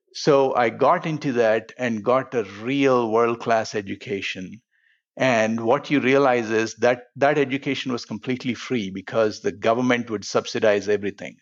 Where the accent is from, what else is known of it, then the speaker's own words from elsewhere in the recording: Hyderabad, Telangana, India; now in United States; I grew up in a city called Hyderabad